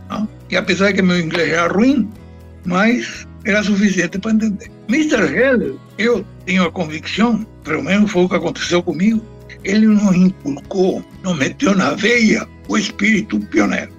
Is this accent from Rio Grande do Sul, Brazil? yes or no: yes; Chuí, Rio Grande do Sul, Brazil; also born or lived in Montevideo, Uruguay / Treinta y Tres, Uruguay; eu sou uruguaio. Eu sou uruguaio porque por questões de metros, porque é, eu sou natural do Chuí.